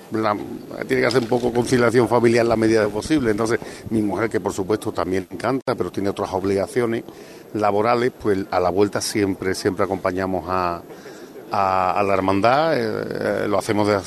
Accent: Mairena del Alcor, Andalusia, Spain; la banda de mi pueblo, de Mairena

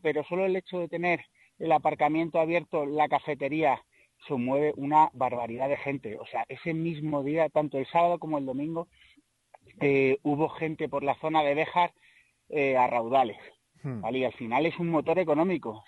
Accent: Ciudad Rodrigo, Castile and León, Spain; soy de Ciudad Rodrigo

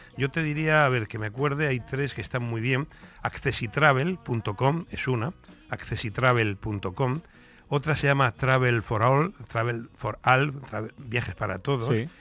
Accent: Mediterranean coast, Spain; also born or lived in Madrid; yo soy del Mediterráneo

